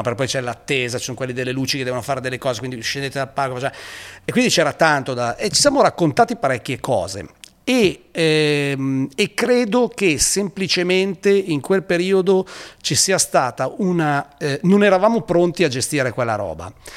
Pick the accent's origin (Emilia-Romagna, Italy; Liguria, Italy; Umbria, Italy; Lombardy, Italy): Lombardy, Italy; Pavia; per uno che arriva eh, da Pavia